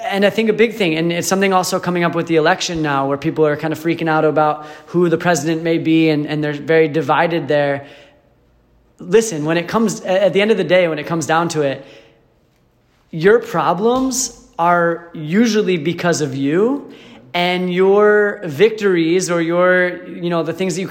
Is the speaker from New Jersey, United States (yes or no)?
yes; New Jersey, United States; moved away; also born or lived in Michigan / Arizona; I'm from New Jersey originally, moved to Michigan, and then just in the past year, a little over a year ago, I moved to Arizona